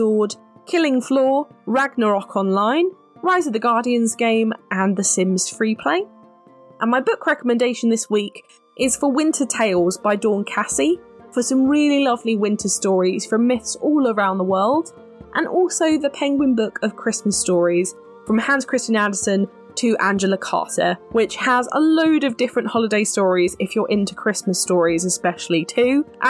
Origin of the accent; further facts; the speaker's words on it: United Kingdom; We're not just being British and dramatic.